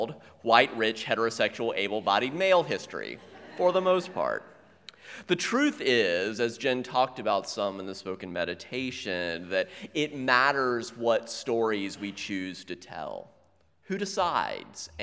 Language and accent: English; South Carolina, United States; growing up in South Carolina